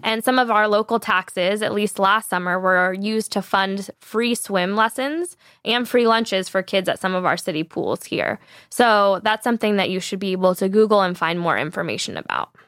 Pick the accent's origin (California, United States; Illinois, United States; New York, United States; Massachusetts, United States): California, United States; San Diego; I grew up in San Diego on this beach called Wind and Sea Beach